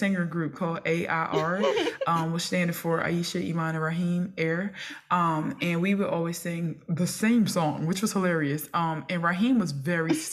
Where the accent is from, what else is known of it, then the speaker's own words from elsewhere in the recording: Philadelphia, Pennsylvania, United States; I was coming from North Philly again, from kindergarten to eighth grade